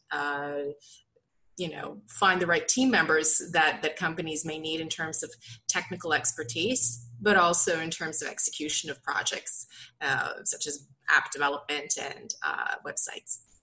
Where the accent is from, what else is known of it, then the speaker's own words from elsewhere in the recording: Canada; now in Europe; I'm I'm Canadian as well. Um, however, I'm I'm an expatriate uh, living abroad in, in Europe